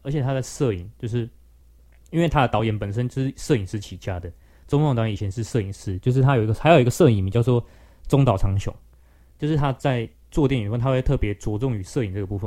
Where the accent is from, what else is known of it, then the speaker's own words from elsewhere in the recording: Taichung, Taiwan; moved away as an adult; also born or lived in New Taipei; 但是我台中人的话，离那边其实不远，而且我们都是海线